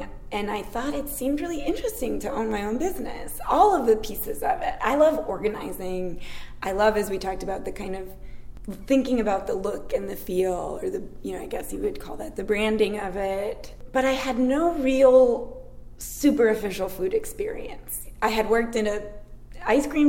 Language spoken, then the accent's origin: English; Chicago, Illinois, United States; now in Knoxville, United States; I'm from the Midwest, from Chicago, but my mom was a huge pie maker